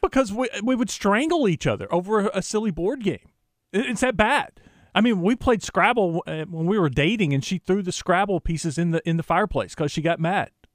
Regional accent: Jacksonville, Arkansas, United States; my hometown in Jacksonville

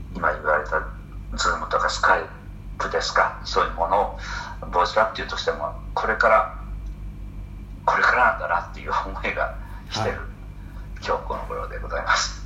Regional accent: Hiroshima, Japan; 僕は地元広島

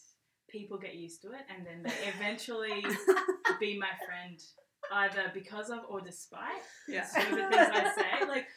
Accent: Queensland, Australia; now in New South Wales, Australia; I've got 4 kids. I love being a mum. I'm from Queensland. I've moved to New South Wales.

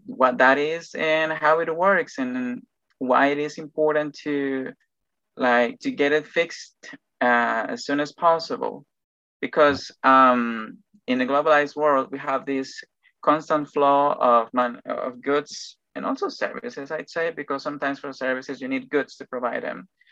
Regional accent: Ecuador; English is a second language; also born or lived in Machala, Ecuador; I'm Ecuadorian and I live on the coast

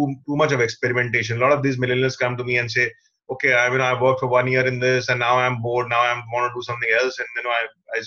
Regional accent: Patna, Bihar, India; English is a second language; Even in 12th, people in Patna, of course, we never used to communicate in English

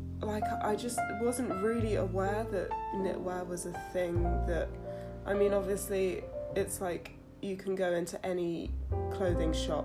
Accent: London, United Kingdom; I'm from South London. I'm born and bred South London. I live in Brixton. I grew up in between Clapham and Kennington, Camberwell

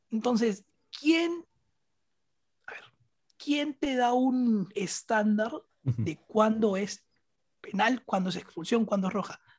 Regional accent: Peru; como peruano

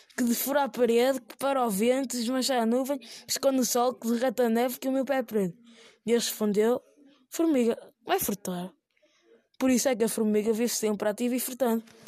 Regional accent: Portugal; also born or lived in Ermesinde, Portugal / Guinea-Bissau (parents); Sou português, mas meus pais são da Guiné-Bissau

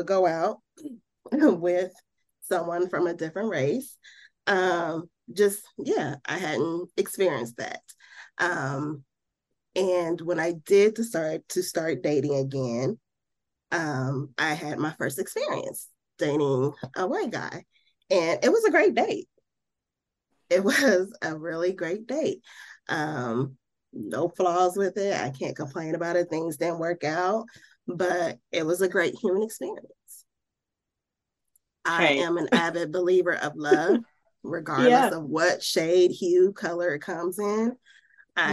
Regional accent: Midwest, United States; now in Birmingham, United States; I grew up in the Midwest.

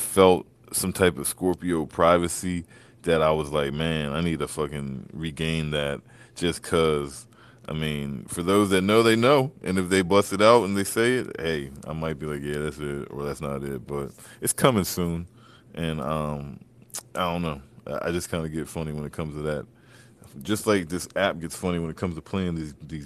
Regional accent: Maryland, United States; I'm from Maryland

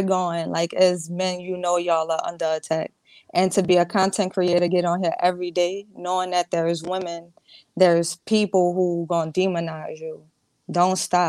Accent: the South, United States; I'm from the South

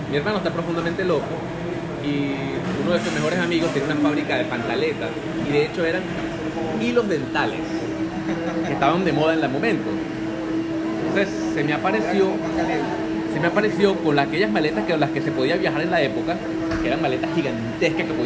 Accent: Venezuela; algo que estaba considerado en mi país una, una profesión para eh, personal de servicio y mucho peor con el lenguaje que utilizamos en Venezuela es una profesión para cachifos.

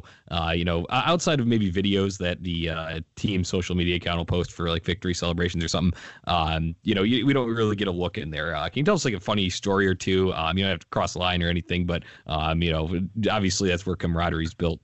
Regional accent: Chicago, Illinois, United States; I'm from the Chicagoland area

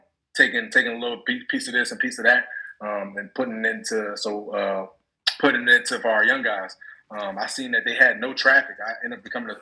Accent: Philadelphia, Pennsylvania, United States; also born or lived in Largo, Florida; now in Prince George's County, United States; I'm from the Frankfurt section of Philadelphia

